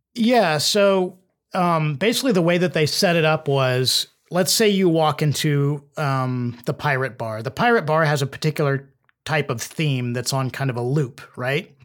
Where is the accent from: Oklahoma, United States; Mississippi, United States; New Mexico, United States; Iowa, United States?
Oklahoma, United States; Edmond; I'm from Oklahoma, um, uh, Edmond, Oklahoma, uh, which is just north of Oklahoma City, and we had um, a two-story house